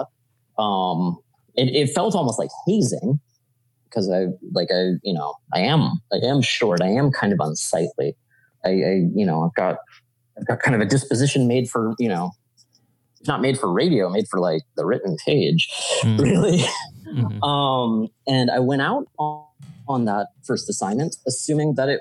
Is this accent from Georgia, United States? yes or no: yes; Atlanta, Georgia, United States; moved away as an adult; now in New York, United States; where I grew up in Georgia.